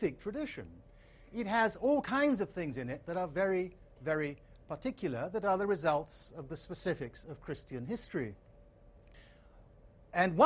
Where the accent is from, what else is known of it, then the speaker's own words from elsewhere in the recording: Asante, Ashanti, Ghana; coming into the country that I grew up in, Ghana, the society that I grew up in, Asante